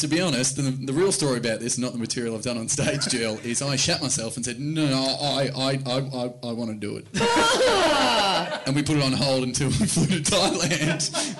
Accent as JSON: {"language": "English", "town": "Geelong", "region": "Victoria", "country": "Australia", "said": "I'm from Geelong"}